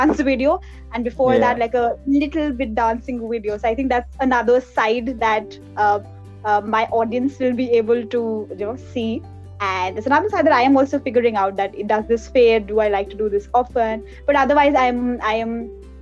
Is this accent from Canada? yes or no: no; Pangu, Uttarakhand, India; moved away; my hometown, and that is Pangu, that's in Uttarakhand